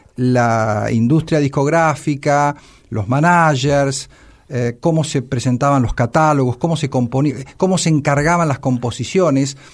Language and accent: Spanish; La Plata, Buenos Aires Province, Argentina; la Ciudad de La Plata, de donde soy oriundo, de donde vivo